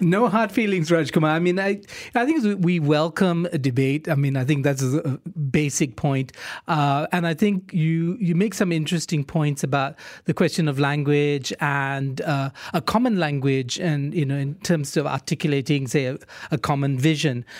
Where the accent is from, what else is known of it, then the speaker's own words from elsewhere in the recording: Malaysia; first language English; We're English speaking Malaysians